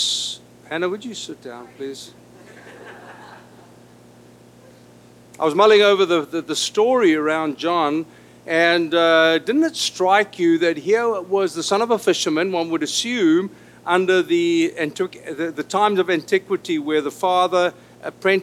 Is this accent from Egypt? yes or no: no; South Africa; first language Afrikaans; English is a second language; moved away as an adult; now in Los Angeles, United States; I was born an Afrikaner in South Africa